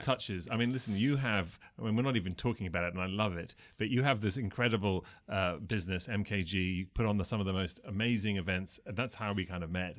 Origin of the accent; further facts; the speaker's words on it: England, United Kingdom; growing up, even as a young Sri, Sri Lankan English boy in England